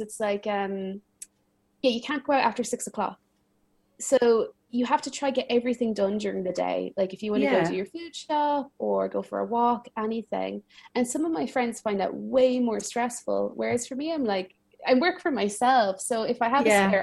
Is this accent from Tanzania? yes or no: no; Ireland; moved away as an adult; also born or lived in United States / Milan, Italy; now in Paris, France; I was born and raised in Ireland, and then I lived in a few different places.